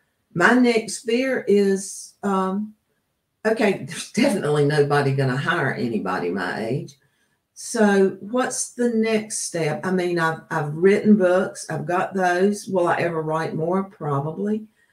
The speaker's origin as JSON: {"language": "English", "region": "the South", "country": "United States", "said": "Remember, like, I come from the South."}